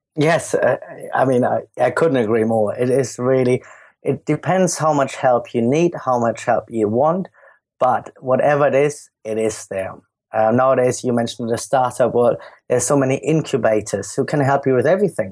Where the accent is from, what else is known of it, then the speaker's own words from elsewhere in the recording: Germany; accent: German; moved away as an adult; also born or lived in London; as you can hear from my accent, I'm, I'm German